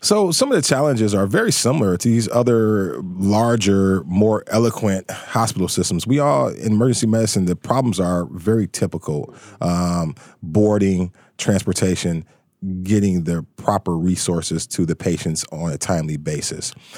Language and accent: English; Detroit, Michigan, United States; also born or lived in Pittsburgh, Pennsylvania; I was born and raised in Detroit